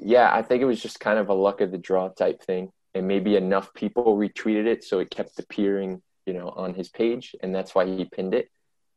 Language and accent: English; New York, United States; But yeah, just growing up as a New Yorker.